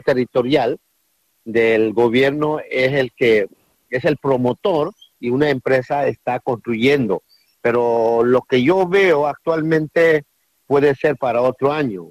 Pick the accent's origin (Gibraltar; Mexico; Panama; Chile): Panama; Guna people, Guna Yala; históricamente el pueblo cuna, no venimos de, de vino, históricamente no, no, no, no, no somos del mar